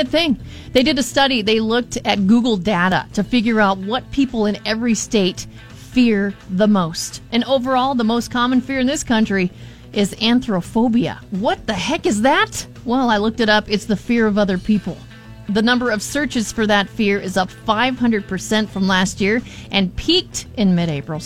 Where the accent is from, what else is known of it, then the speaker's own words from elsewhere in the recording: Arizona, United States; I'm from Arizona